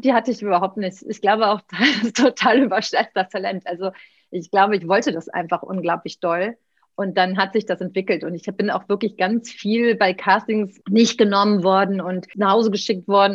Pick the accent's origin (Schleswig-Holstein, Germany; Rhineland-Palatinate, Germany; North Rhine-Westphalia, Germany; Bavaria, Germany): North Rhine-Westphalia, Germany; Cologne; Ich bin, bin, Kölnerin